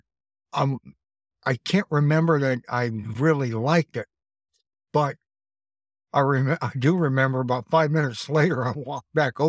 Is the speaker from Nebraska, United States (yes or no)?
yes; Nebraska, United States; also born or lived in Cheyenne, Wyoming; There wasn't anybody close to my age when I grew up. And I came from Nebraska out to Cheyenne, Wyoming.